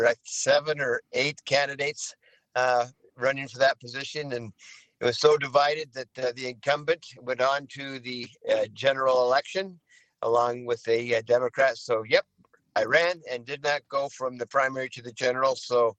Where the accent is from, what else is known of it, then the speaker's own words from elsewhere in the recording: Sunnyside, Washington, United States; also born or lived in Pierce County, Washington / Benton County, Washington; born and raised in Sunnyside, Washington.